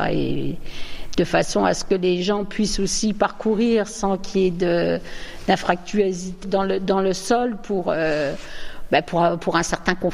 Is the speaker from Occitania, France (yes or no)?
no; Reims, Grand Est, France; moved away as an adult; now in Le Mesnil-sur-Oger, France; Je suis originaire de Reims. Je me suis mariée en 76, donc je suis arrivée au ménil sur oger à partir de ce moment-là.